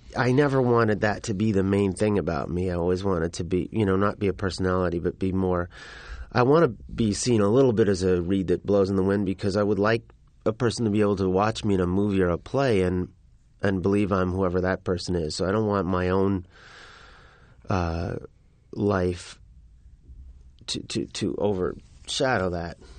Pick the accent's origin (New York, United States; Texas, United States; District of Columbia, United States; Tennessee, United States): New York, United States; I grew up in New York